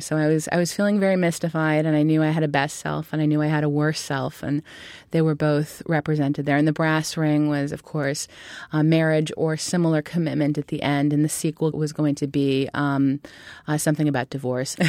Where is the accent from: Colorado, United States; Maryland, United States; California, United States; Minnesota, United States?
California, United States; Berkeley; moved away as an adult; also born or lived in Michigan / New York City; I grew up in Berkeley, California, which was an interesting place to grow up.